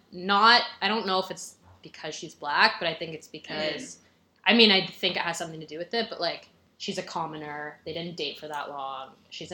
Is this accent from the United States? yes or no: no; Ontario, Canada; from Ontario.